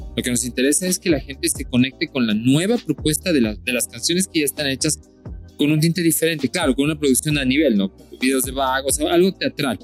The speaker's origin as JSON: {"language": "Spanish", "country": "Colombia", "moved": "yes", "lives_now": "Ecuador", "said": "yo soy colombiano también, pero vivo en Ecuador y yo considero Ecuador más mi país."}